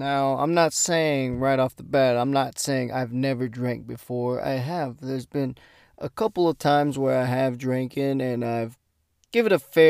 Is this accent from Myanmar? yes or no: no; United States; I'm Mexican American, so.